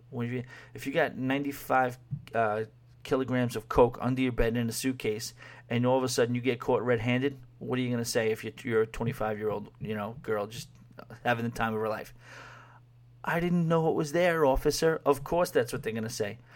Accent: New York City, New York, United States; moved away; also born or lived in Long Island; growing up in New York City and Long Island

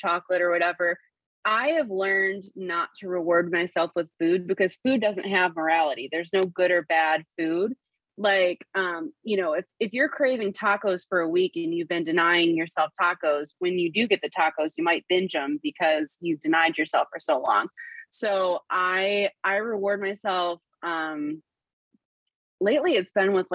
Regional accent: Western New York, United States; We're from Western New York

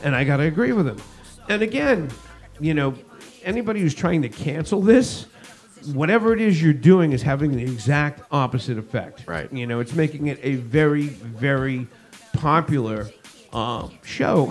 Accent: Northeast, United States; moved away as an adult; also born or lived in Los Angeles, California; been born and bred in the Northeast

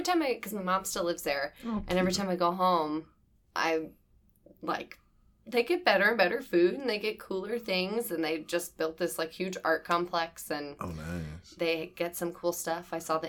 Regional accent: Carmel, Indiana, United States; moved away as an adult; now in Chicago, United States; I'm from Indiana, but I lived here 8 years.

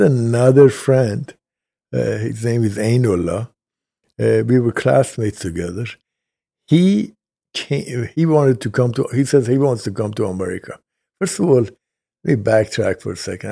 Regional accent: Tehran, Tehran Province, Iran; also born or lived in Kashan, Iran; now in United States; I was born in Kashan, Iran

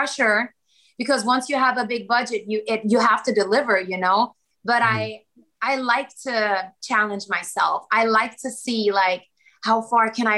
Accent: Sweden; also born or lived in Kosovo / Germany; now in Los Angeles, United States; I'm also Swedish, because like I grew up in Sweden. My childhood, it was all Sweden

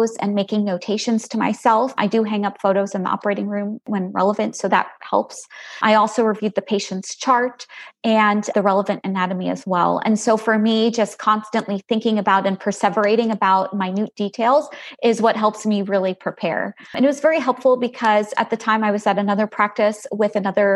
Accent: Long Island, New York, United States; moved away as an adult; also born or lived in Galveston, Texas; now in Plano, United States; I'm originally from Long Island, New York

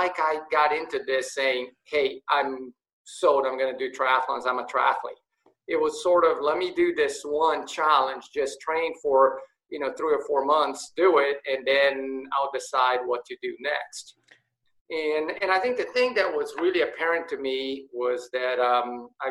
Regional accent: São Paulo, Brazil; also born or lived in Rio de Janeiro, Brazil; now in United States; I was born in Brazil, in São Paulo, Brazil, and I lived there until I was 10 years old. And then my dad got moved to the U.S. We lived here for 2 years and then went back to Brazil, back to Rio.

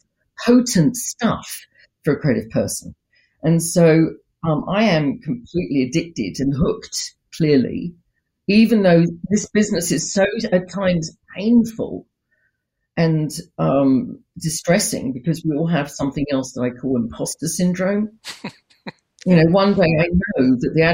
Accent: United Kingdom; it may just be because of my upbringing. I am British, right?

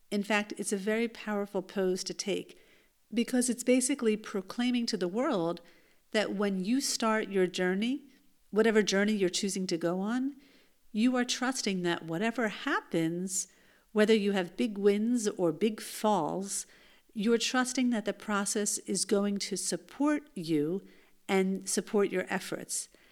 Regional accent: United States; now in Israel; the youth group that I grew up in in the United States

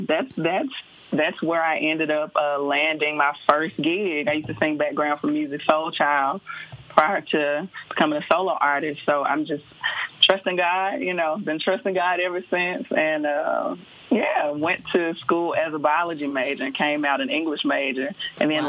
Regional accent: Memphis, Tennessee, United States; moved away as an adult; also born or lived in Atlanta, Georgia; now in Nashville, United States; I am originally from Memphis, Tennessee

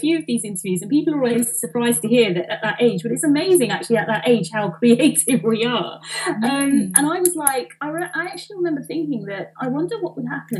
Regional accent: London, United Kingdom; I'm an Indian girl, right, from East London

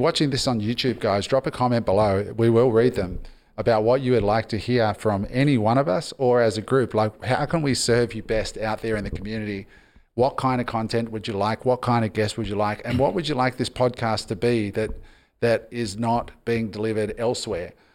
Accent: Australia; I'm Australian, but my parents were immigrants

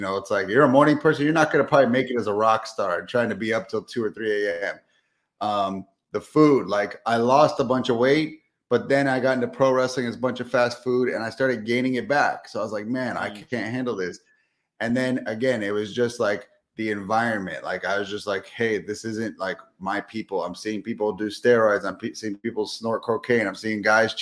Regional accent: Southern California, United States; moved away as an adult; now in Texas, United States; I'm from Southern California, recently moved to Texas just 2 years ago, but born and raised in sunny SoCal.

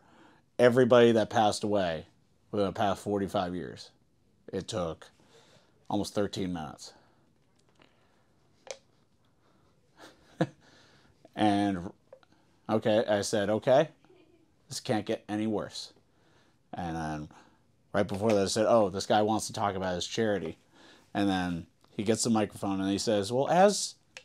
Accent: Cape Cod, Massachusetts, United States; we're from Cape Cod

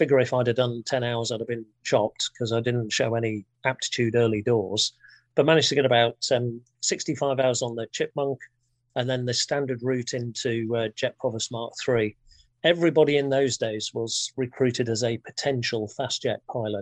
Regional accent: Thirsk, Yorkshire and the Humber, United Kingdom; I grew up in a small town in North Yorkshire called Thirsk

